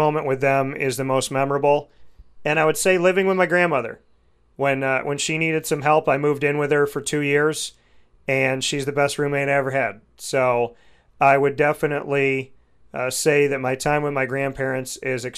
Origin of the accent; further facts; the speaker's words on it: Central New York, United States; I come from Central New York